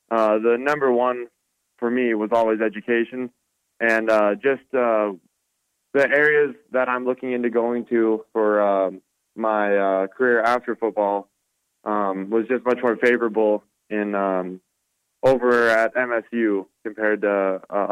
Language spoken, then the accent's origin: English; Butte, Montana, United States; it's a good question for kids growing up in Butte